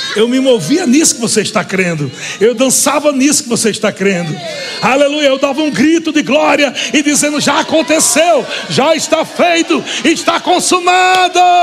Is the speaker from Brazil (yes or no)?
yes; Northeast Region, Brazil; sou nordestino.